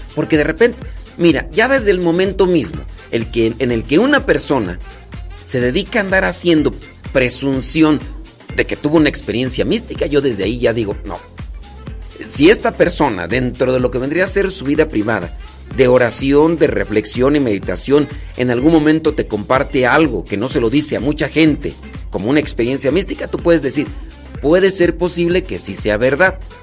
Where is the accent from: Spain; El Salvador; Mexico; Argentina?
Mexico; para los que somos mexicanos